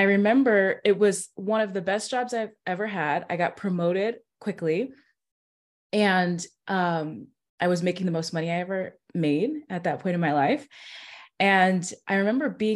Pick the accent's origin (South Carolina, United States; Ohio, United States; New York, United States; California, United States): California, United States; moved away as an adult; now in Nashville, United States; I am in Nashville, Tennessee, but I'm from California. So I've lived there, grew up there from 5 and up